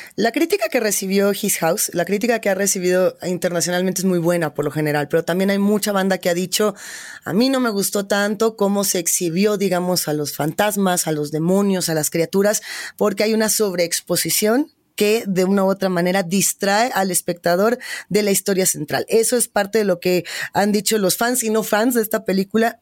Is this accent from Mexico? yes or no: yes; Mexico; como centroamericanos, latinoamericanos, como mexicanos